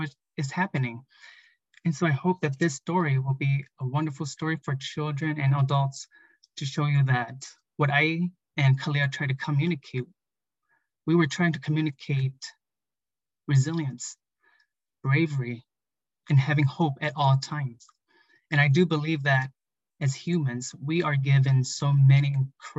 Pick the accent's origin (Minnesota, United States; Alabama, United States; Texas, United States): Minnesota, United States; I am a Hmong American who was born and raised in Minnesota